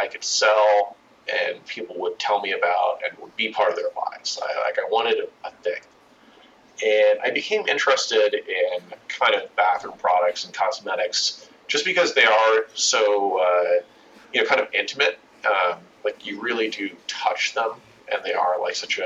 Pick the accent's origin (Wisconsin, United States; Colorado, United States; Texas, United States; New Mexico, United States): Colorado, United States; just outside of Denver; I grew up in Colorado, kind of just outside of Denver